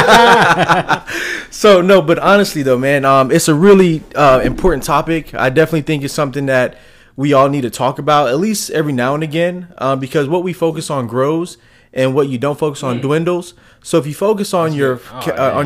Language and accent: English; Philadelphia, Pennsylvania, United States; moved away; also born or lived in Houston, Texas; I'm from Philadelphia, man. I'm from places where I'm from Philadelphia, where they call it the projects, to move to Houston, Texas